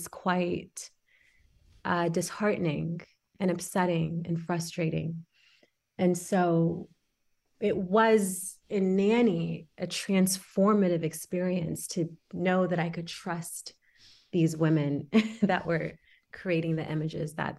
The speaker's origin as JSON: {"language": "English", "town": "Houston", "region": "Texas", "country": "United States", "tie": "born or raised there", "also_born_or_lived": "Senegal", "said": "I am from Senegal. I was born there and we moved to Houston when I was 6"}